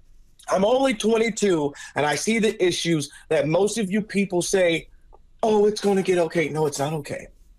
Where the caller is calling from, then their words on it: Louisiana, United States; I'm calling from Louisiana.